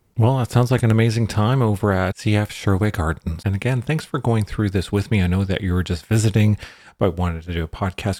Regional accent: British Columbia, Canada; I'm from British Columbia.

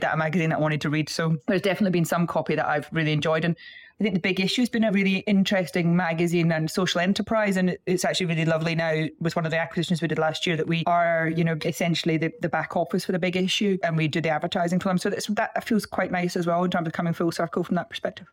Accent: Scotland, United Kingdom; you can tell from the accent, I'm from Scotland

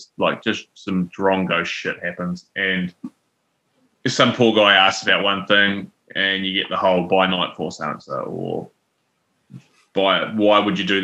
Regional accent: Taranaki, New Zealand; I'm from Taranaki. We just have one.

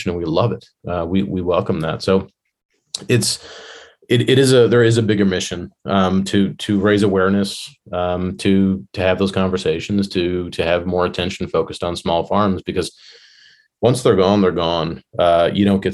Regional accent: Illinois, United States; now in Virginia, United States; I grew up in Illinois

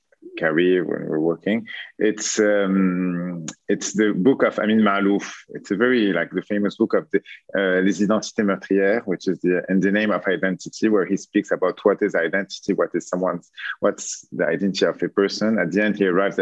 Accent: Beirut, Beirut Governorate, Lebanon; also born or lived in Paris, France; now in Milan, Italy; I was born in Paris. I moved to Beirut when I was 7

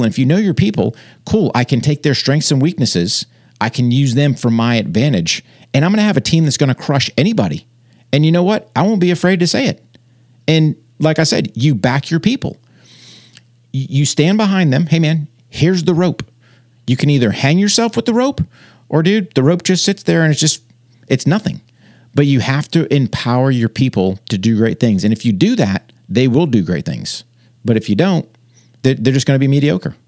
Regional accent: New Hampshire, United States; moved away; I grew up in New Hampshire, wrestled as a kid, joined the Army in nineteen eighty-eight

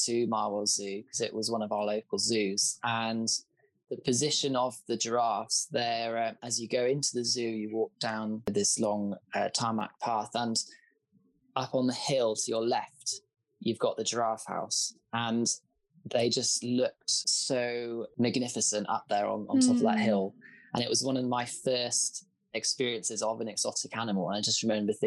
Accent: southern England, United Kingdom; I grew up on a very rural sheep farm in southern England in the UK

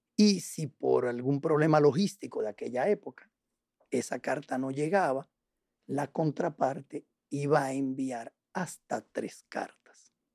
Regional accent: Dominican Republic; also born or lived in La Paz, Bolivia / Puerto Rico / Chile; llegamos aquí en el año 70, eh, yo tenía apenas dos años que llegué aquí

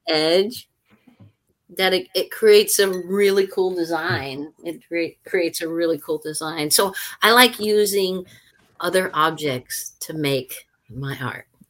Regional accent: Louisiana, United States; Louisiana, my home state

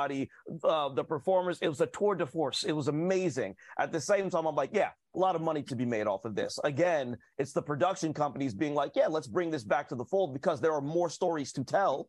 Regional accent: Columbus, Ohio, United States; coming from where I come from in Columbus, Ohio

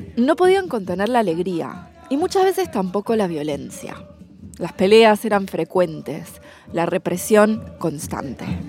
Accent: Argentina; Yo también soy argentina

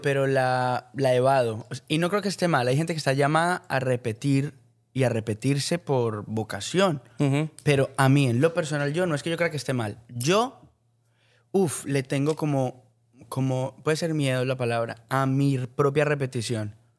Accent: Colombia; soy, soy colombiano

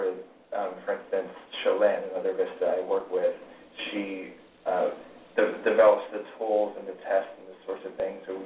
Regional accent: Houston, Texas, United States; moved away as an adult; also born or lived in Kentucky; I was born in Texas and went to school there. In Houston for 18 years.

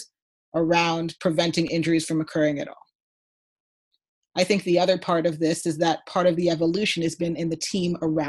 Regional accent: Canada; I'm Canadian

